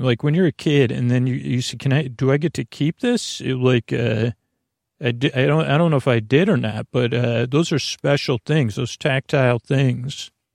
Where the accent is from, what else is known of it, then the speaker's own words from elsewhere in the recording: Syracuse, New York, United States; growing up in Syracuse, New York, that was the center of my world